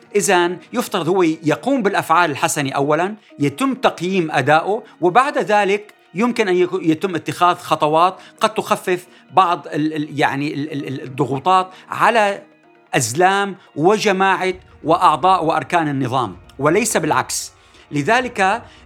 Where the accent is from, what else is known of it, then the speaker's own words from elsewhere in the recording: Syria; ماذا يجب أن نفعل كسوريين